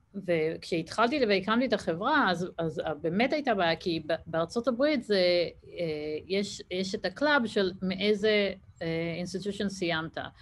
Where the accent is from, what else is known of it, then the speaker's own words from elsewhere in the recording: Israel; moved away as an adult; now in Boston, United States; בתור ישראלית